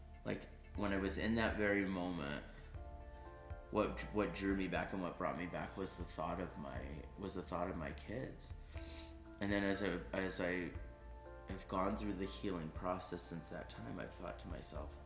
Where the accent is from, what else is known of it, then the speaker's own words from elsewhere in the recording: California, United States; I grew up in California